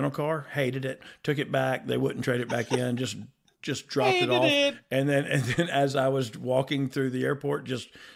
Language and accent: English; United States; I was born here in America